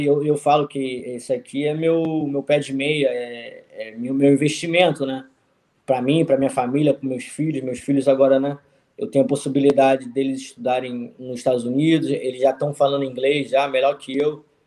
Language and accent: Portuguese; Rio de Janeiro, Brazil; moved away as an adult; now in United States; Sou do Rio de Janeiro, conheço bem a malandragem